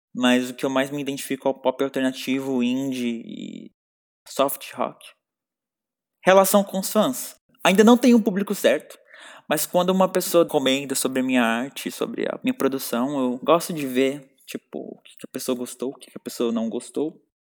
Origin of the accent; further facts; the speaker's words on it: São Paulo, Brazil; Eu sou de São Paulo, nascido e criado